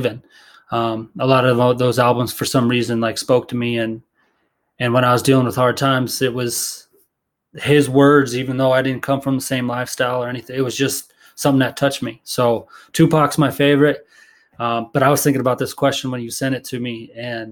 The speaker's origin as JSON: {"language": "English", "town": "Fort Collins", "region": "Colorado", "country": "United States", "tie": "born or raised there", "lives_now": "Denver, United States", "said": "I grew up in Fort Collins"}